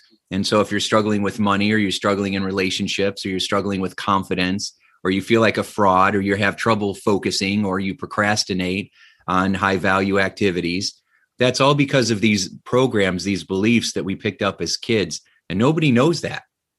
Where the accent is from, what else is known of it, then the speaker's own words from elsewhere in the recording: Indiana, United States; So I grew up in Northern Indiana. My dad was an electrician at a steel mill